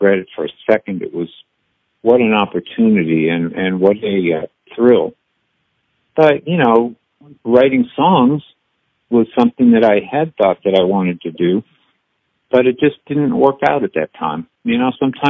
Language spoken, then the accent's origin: English; New England, United States; now in Nashville, United States; I grew up in New England